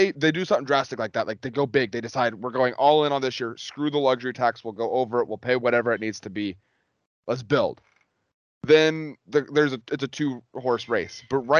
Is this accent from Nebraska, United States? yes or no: yes; Nebraska, United States; born or raised there; moved away